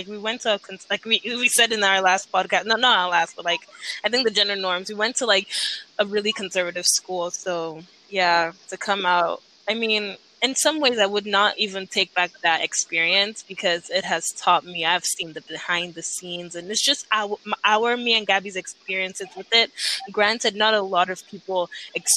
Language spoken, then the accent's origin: English; Nigeria; when I was growing up in Nigeria